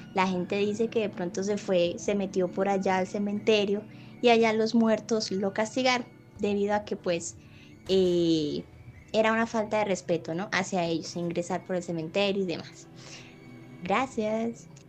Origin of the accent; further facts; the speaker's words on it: Colombia; soy de Colombia